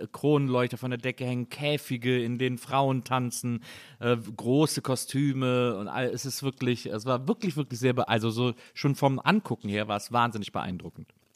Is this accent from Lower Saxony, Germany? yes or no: no; Wesseling, North Rhine-Westphalia, Germany; als Rheinländer und als Kölner also. oder als Wesselinger